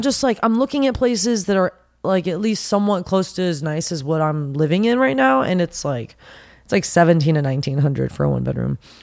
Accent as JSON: {"language": "English", "town": "Pasadena", "region": "California", "country": "United States", "said": "I'm actually originally from Pasadena, California."}